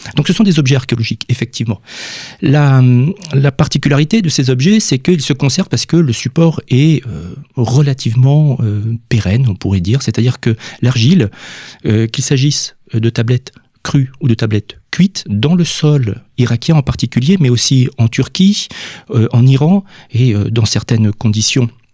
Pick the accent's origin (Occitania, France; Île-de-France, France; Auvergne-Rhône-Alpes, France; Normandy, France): Occitania, France; Villefranche-de-Rouergue; je viens de Villefranche-de-Rouergue